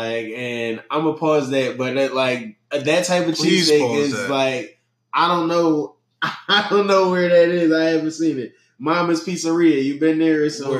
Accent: Philadelphia, Pennsylvania, United States; I'm from Philly.

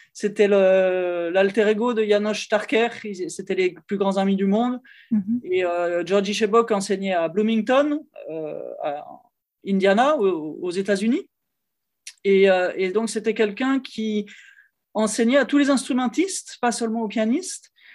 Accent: Lyon, Auvergne-Rhône-Alpes, France; now in Paris, France; je suis originaire de Lyon, donc c'est la, deuxième ville de, France

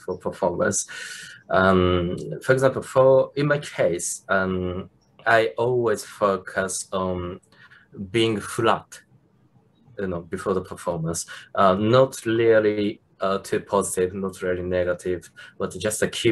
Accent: Japan; from Japan

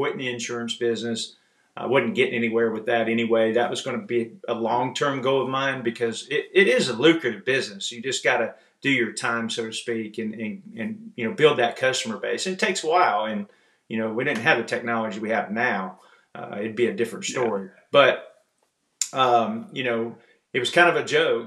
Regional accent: Illinois, United States; moved away as an adult; also born or lived in Kentucky / Wisconsin / Springfield, Illinois; We're originally from Illinois

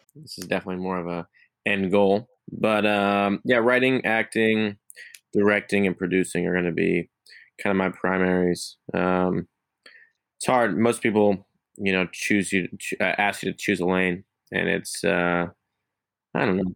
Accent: Missouri, United States; I'm from Missouri.

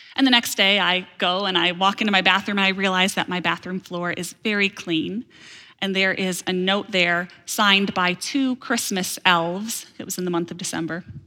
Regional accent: Holland, Michigan, United States; I grew up in Holland, Michigan.

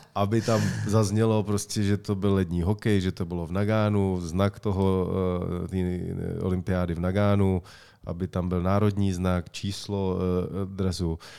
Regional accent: Czechia; já jsem vždycky byl hrdý na to, že jsem Čech a jsem hrdý na to, že jsem Čech

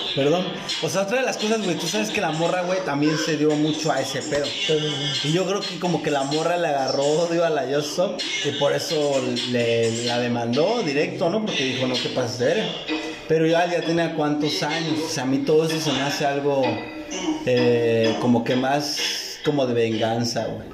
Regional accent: Tijuana, Baja California, Mexico; Somos de Tijuana, orgullosamente tijuanenses

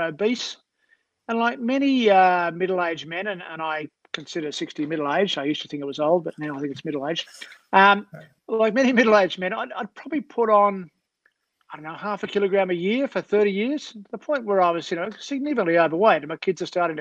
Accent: Australia; a South African and Australian

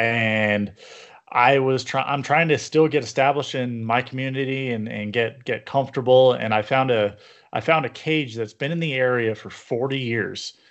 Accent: Yorba Linda, California, United States; I grew up in Yorba Linda

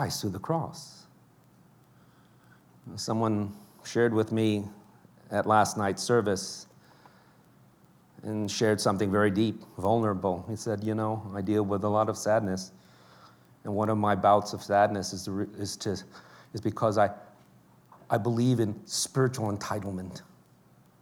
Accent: New York City, New York, United States; It's very hard being growing up in New York.

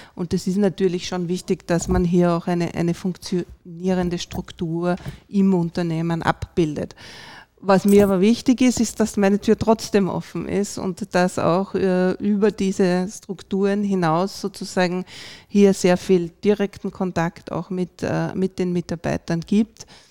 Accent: Vienna, Austria; moved away as an adult; now in Salzburg, Austria; Ich bin eigentlich Wienerin und Wiener Umland ähm, und jetzt auch Wahlsalzburgerin

